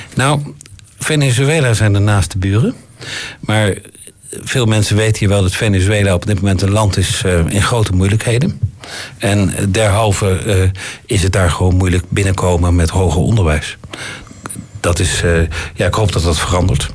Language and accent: Dutch; Netherlands; moved away; Ik profileer mij ook niet direct als Nederlander